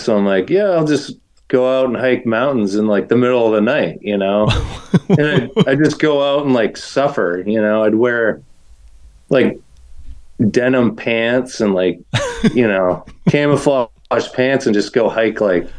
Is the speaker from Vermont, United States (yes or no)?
no; New Hampshire, United States; moved away; also born or lived in Massachusetts; growing up in New Hampshire, it's like you think, oh yeah, I ran all the time in the mountains, but I just played sports in a small town, you know?